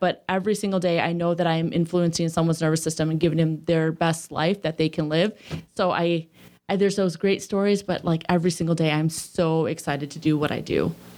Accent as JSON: {"language": "English", "town": "Sterling", "region": "Illinois", "country": "United States", "tie": "born or raised there", "moved": "yes", "said": "I grew up in a small town, um, called Sterling, Illinois."}